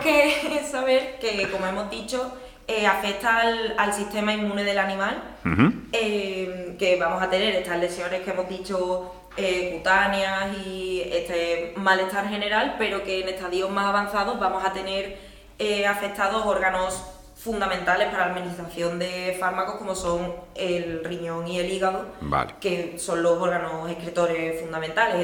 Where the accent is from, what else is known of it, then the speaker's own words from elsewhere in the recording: Seville, Andalusia, Spain; soy de Sevilla